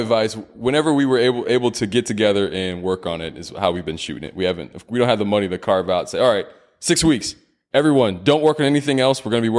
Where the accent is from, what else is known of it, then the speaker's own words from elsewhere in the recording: Irving, Texas, United States; I grew up in Irving, and there's this cool spot called New York Pizza Pasta. Off of MacArthur, what else is over there? By my old middle school, Barbara Bush Middle School.